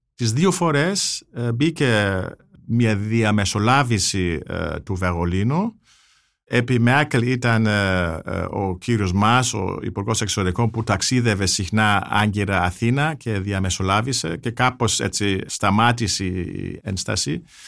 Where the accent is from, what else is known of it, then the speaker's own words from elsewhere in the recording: Germany; now in Greece; ως Γερμανός φιλέλλην που ζει στην Ελλάδα